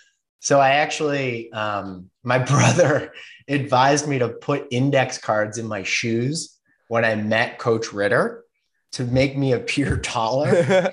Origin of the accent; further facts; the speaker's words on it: Brattleboro, Vermont, United States; also born or lived in Berlin; I grew up in Brattleboro, Vermont